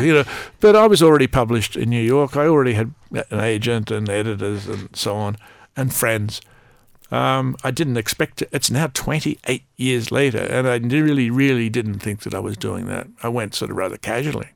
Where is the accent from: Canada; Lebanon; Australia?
Australia; as an Australian